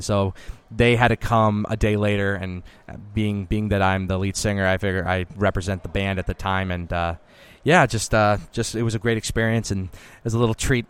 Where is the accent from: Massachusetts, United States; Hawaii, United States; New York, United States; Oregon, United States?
Massachusetts, United States; Boston; also born or lived in Italian American (ancestry); now in Nashville, United States; I'm I'm from Boston.